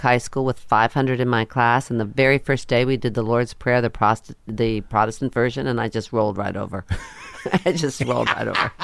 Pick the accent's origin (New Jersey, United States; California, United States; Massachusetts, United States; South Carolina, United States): New Jersey, United States; also born or lived in Queens, New York; I grew up in Queens for a while, and then we moved to New Jersey